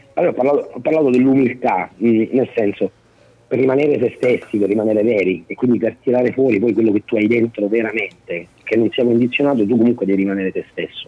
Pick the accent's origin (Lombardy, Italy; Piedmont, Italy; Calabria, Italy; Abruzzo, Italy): Abruzzo, Italy; io da abruzzese